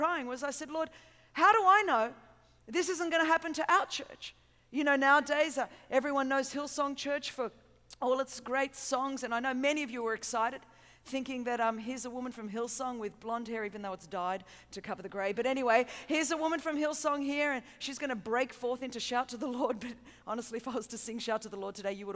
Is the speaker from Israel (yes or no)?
no; Sydney, New South Wales, Australia; I hope you understand my accent, and I'm from a little bit further south than here, if you kind of just fly really south for a long time. I'm from Sydney, Australia